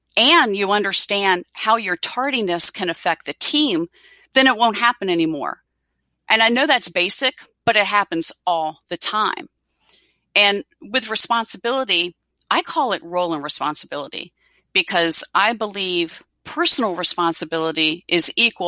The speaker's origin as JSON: {"language": "English", "region": "Virginia", "country": "United States", "said": "I'm from Virginia and I'm in big ACC country here"}